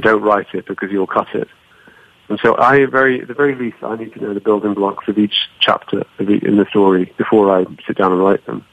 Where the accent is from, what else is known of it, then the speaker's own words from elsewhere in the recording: Cyprus; I grew up in Cyprus in the Mediterranean